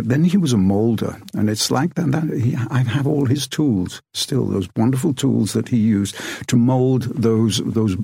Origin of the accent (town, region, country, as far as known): Rothwell, East Midlands, United Kingdom; born or raised there